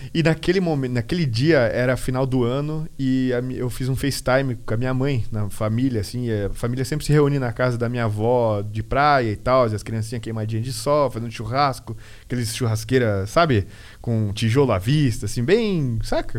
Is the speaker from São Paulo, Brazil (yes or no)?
no; Guaramirim, Santa Catarina, Brazil; also born or lived in Peru / United States; eu, que vim de cidade minúscula, sempre me senti em casa, né? Eu nunca uhum. saí de Guaramirim